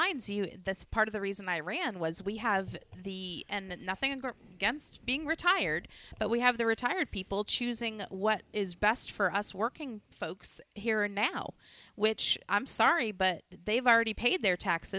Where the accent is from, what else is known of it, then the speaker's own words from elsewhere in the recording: Farmington, Maine, United States; now in Chesterville, United States; I grew up in Farmington, and I've known Scott my whole life, known everybody my whole entire life.